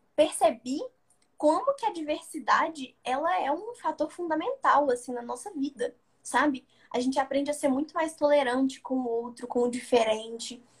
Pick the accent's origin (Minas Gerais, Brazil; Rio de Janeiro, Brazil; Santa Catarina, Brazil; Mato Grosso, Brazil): Minas Gerais, Brazil; Belo Horizonte; Eu nasci e cresci em Belo Horizonte, né? Capital de Minas